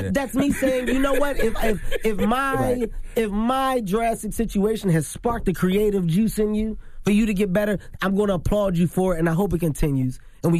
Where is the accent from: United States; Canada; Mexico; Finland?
United States; Philadelphia, Pennsylvania; Listen, I'm from Philadelphia.